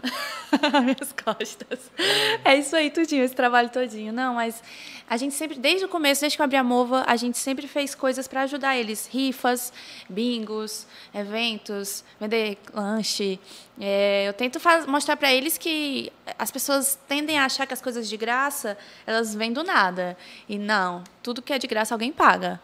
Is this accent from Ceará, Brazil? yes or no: yes; Pacatuba, Ceará, Brazil; now in Maracanaú, Brazil; Eu não sou de Maracanã, eu sou de Pacatuba. E uhum. aí eu só vim para Maracanã com 10 anos